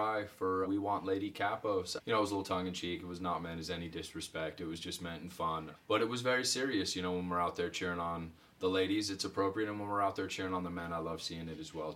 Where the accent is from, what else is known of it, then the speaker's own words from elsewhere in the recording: Oakland, California, United States; I was born in Oakland